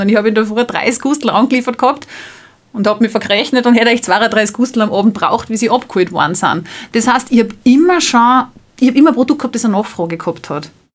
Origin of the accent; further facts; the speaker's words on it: Salzburg, Austria; Ich selbst komme aus Salzburg